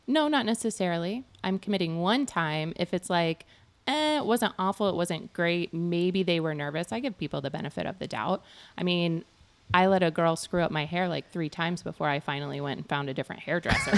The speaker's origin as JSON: {"language": "English", "area": "near Galesburg", "region": "West Central Illinois", "country": "United States", "tie": "born or raised there", "also_born_or_lived": "Thailand", "moved": "as an adult", "said": "I grew up in West Central Illinois."}